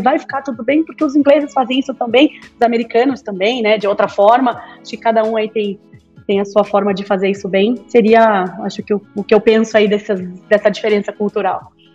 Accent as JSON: {"language": "Portuguese", "country": "Brazil", "also_born_or_lived": "United States / England", "moved": "as an adult", "said": "como brasileira"}